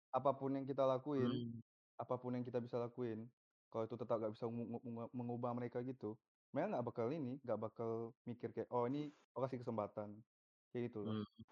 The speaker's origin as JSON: {"language": "Indonesian", "town": "Batam", "region": "Riau Islands", "country": "Indonesia", "said": "saya dari Batam"}